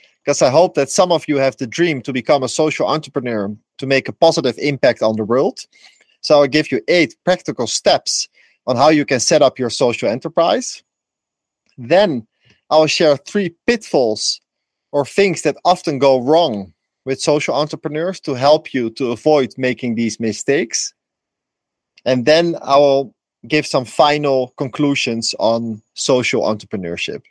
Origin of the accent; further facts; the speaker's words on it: Netherlands; also born or lived in Amsterdam, Netherlands; now in Ecuador; I'm from the Netherlands. I lived in Amsterdam for a long time